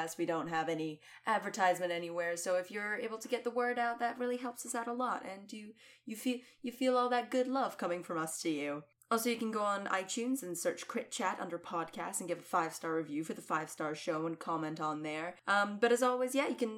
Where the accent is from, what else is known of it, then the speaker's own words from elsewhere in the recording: Scotland, United Kingdom; as a Scottish lady